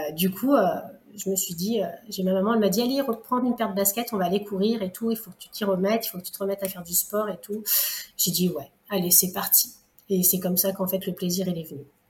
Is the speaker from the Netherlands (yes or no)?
no; Lyon, Auvergne-Rhône-Alpes, France; moved away; also born or lived in Réunion; je suis lyonnaise à la base, j'avais plus la famille ici, et euh, c'est pour ça que je suis revenue en fait par ici